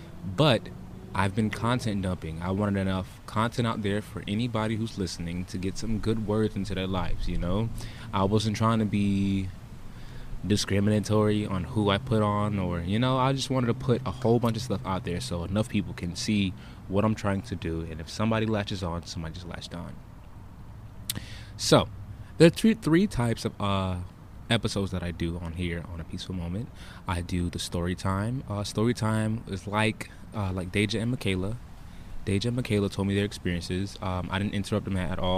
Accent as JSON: {"language": "English", "area": "Broward County", "region": "Florida", "country": "United States", "said": "I hail from Broward County, Florida. 954"}